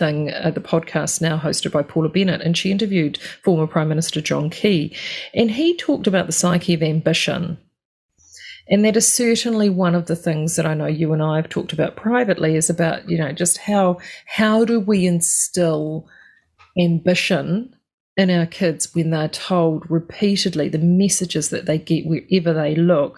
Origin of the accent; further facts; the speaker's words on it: New Zealand; being Kiwi